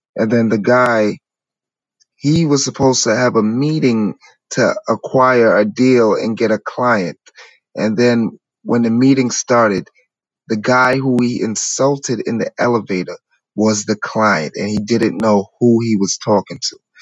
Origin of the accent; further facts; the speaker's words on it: New York City, New York, United States; I come from New York City from humble beginnings